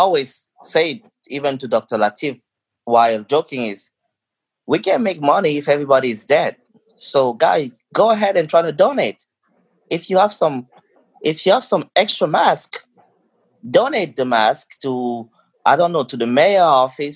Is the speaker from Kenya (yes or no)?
no; Cameroon; now in United States; I grew up in Cameroon